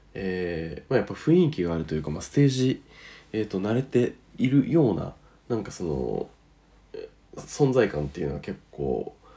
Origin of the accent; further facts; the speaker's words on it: northern Japan, Japan; 北の方の土地では私の地元も含めて